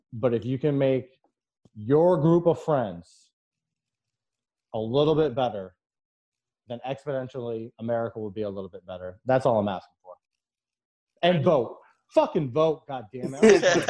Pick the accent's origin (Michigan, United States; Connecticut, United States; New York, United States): Connecticut, United States; My favorite band is … I play tennis, and I'm from Connecticut.